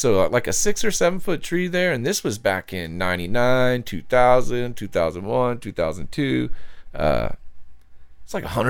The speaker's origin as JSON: {"language": "English", "town": "Dallas", "region": "Texas", "country": "United States", "tie": "born or raised there", "also_born_or_lived": "Hawaii / Michigan", "said": "I grew up here. I was born in Texas. I was born in Oak Cliff and then grew up in Texas until I was 17"}